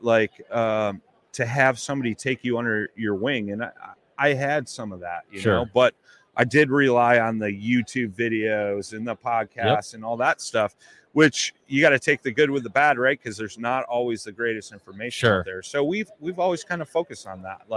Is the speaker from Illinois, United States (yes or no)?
yes; Chicago, Illinois, United States; I'm a blues man. I'm from Chicago